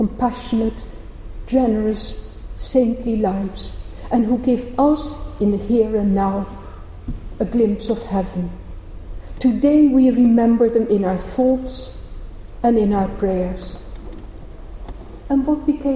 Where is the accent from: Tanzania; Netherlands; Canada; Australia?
Netherlands; moved away; also born or lived in Cambridge; I grew up in the Protestant part of the Netherlands